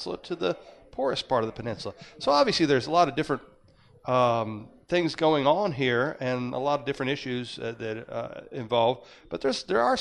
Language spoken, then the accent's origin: English; Mississippi, United States; I said I was from Mississippi.